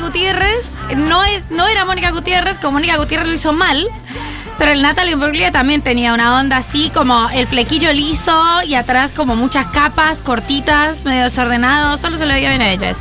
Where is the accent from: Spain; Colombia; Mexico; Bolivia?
Colombia